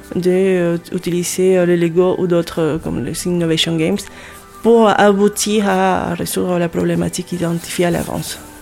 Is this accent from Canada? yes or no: no; Lima, Peru; moved away as an adult; also born or lived in Paris, France; now in Hauts-de-France, France; Je suis née au Pérou, à Lima et euh, j'ai vécu là-bas euh, presque toute ma vie